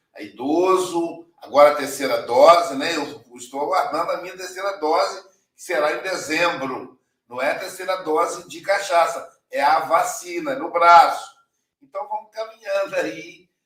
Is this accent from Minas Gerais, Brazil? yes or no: yes; Muriaé, Minas Gerais, Brazil; moved away; Mulhaé, minha terra natal